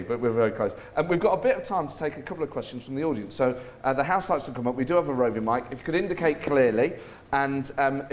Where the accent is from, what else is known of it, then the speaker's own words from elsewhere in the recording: England, United Kingdom; being English and progressive